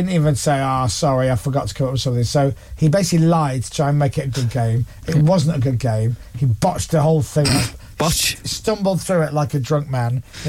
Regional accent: Leeds, Yorkshire and the Humber, United Kingdom; now in London, United Kingdom; I'm from Leeds.

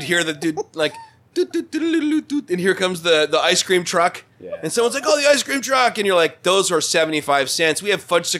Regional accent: Bay City, Michigan, United States; When we were kids, growing up in the suburbs of Bay City.

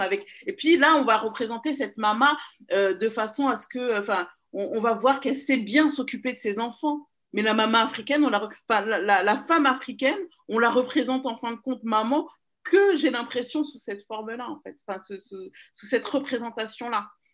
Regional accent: Paris, Île-de-France, France; also born or lived in Seine-et-Marne; je suis née à Paris. J'ai grandi à Paris jusqu'à mes 10 ans. Et ensuite, on a déménagé en région parisienne, dans le 77

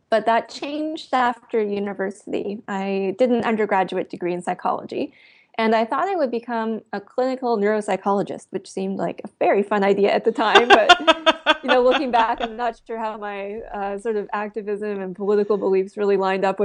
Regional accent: Eastern Canada, Canada; That's right. And in fact, the seal slaughter is one of my first early memories of caring about animals.

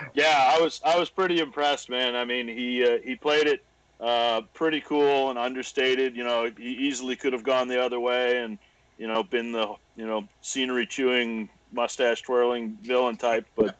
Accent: Cumberland County, Nova Scotia, Canada; moved away as an adult; now in Halifax, Canada; originally, I grew up in Cumberland County, uh, about halfway between Wentworth

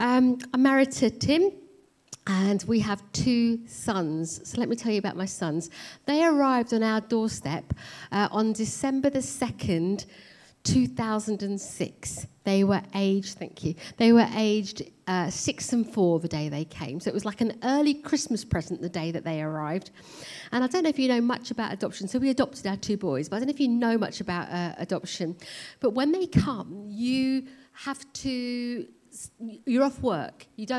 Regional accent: India; moved away; So I'm obviously Indian, and I was born in India, came to this country, raised in a Sikh family.

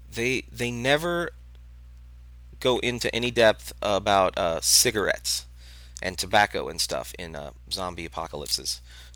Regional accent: Boston, Massachusetts, United States; he doesn't count me because I'm a douchebag from Boston and I have tattoos.

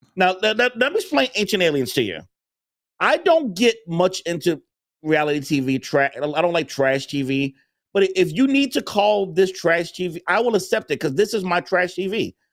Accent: Chicago, Illinois, United States; I'm from Chicago

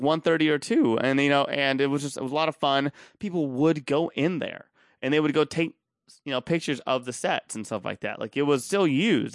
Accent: Austin, Texas, United States; I'm from Austin

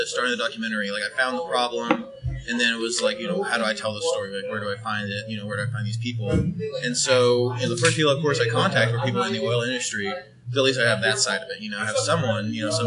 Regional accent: Oklahoma City, Oklahoma, United States; also born or lived in Norman, Oklahoma; I grew up here in Oklahoma, Oklahoma City area mainly

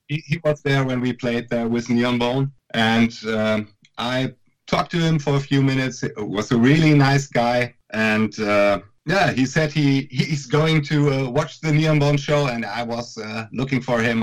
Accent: Münster, North Rhine-Westphalia, Germany; our festival that we're doing in our hometown Münster

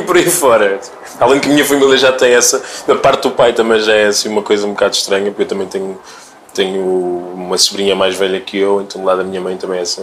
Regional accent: Sertã, Centro, Portugal; also born or lived in Democratic Republic of the Congo; now in Lisbon, Portugal; Passo muito tempo com pessoas do Porto, depois sou da Sertã, depois estou em Lisboa

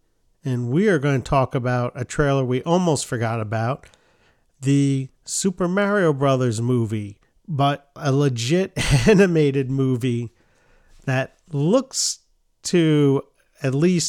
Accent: New York, United States; That's how we pronounce them growing up in New York.

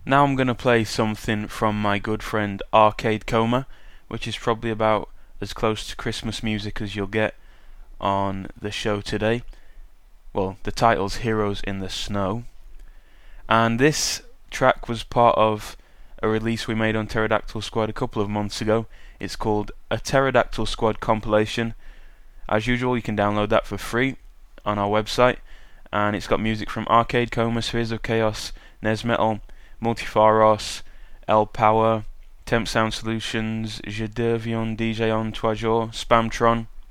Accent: United Kingdom; accent: British; also born or lived in Sheffield; my British accent

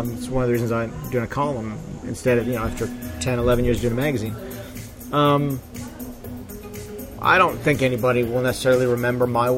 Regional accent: Connecticut, United States; my home state in Connecticut

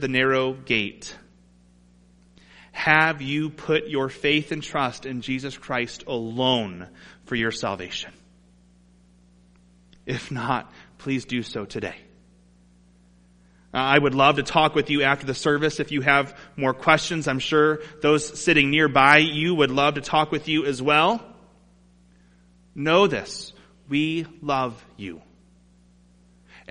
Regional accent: Toledo, Ohio, United States; Growing up in Toledo

